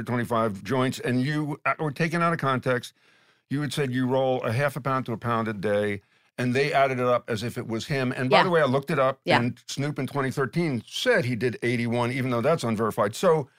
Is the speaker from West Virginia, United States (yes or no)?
no; Philadelphia, Pennsylvania, United States; I say water the same way because I'm from Philly